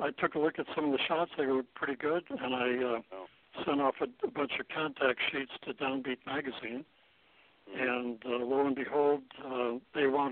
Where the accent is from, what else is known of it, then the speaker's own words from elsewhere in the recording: South Dakota, United States; I grew up in South Dakota